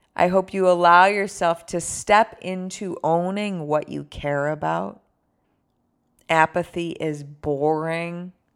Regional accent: Buffalo, New York, United States; also born or lived in San Francisco; now in Los Angeles, United States; I'm from Buffalo, which is where I grew up

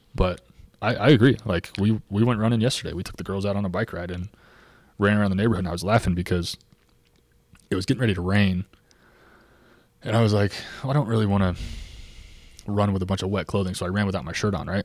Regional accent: Clermont, Florida, United States; now in Lakeland, United States; Born and raised in Claremont.

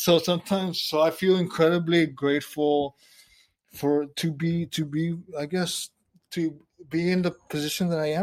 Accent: South Texas, United States; where I'm from South Texas

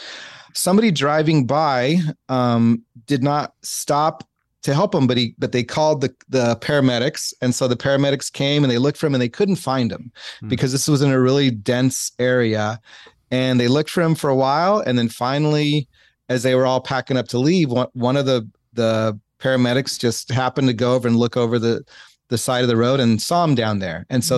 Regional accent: San Diego, California, United States; Yeah. I grew up right off of Home Avenue.

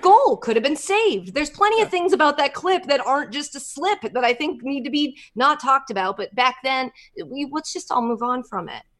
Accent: United States; I'm American

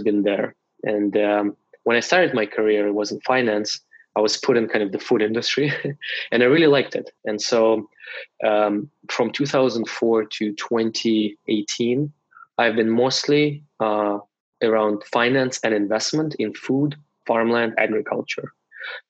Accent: Russia; moved away as an adult; now in Canada; I was born in Russia and moved to Canada only when I was 22. In Russia, I got my undergrad and my master's in economics.

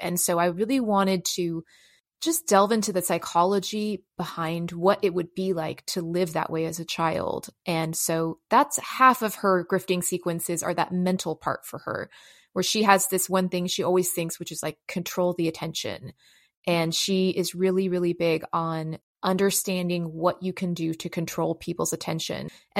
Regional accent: San Francisco, California, United States; also born or lived in Los Angeles; I grew up in San Francisco and Los Angeles, and I grew up in pretty like, you know, inner city environments.

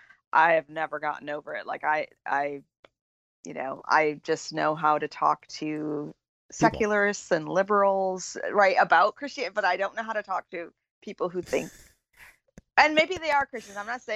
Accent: near Augusta, Maine, United States; also born or lived in Buffalo, New York / Virginia; now in Central Virginia, United States; Originally from Maine.

